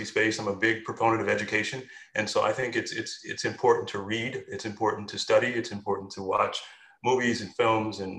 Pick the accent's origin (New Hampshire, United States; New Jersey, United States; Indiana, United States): Indiana, United States; also born or lived in New York City; now in Atlanta, United States; I'm originally from Indiana, so I've had my share of snow